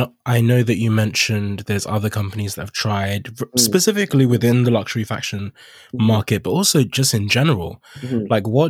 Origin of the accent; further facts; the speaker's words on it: Nigeria; obviously being Nigerian, I can mostly just speak for Nigeria